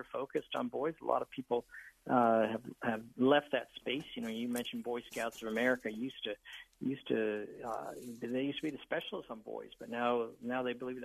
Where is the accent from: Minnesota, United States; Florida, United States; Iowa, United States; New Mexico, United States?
Florida, United States; South; moved away; I was raised in South Florida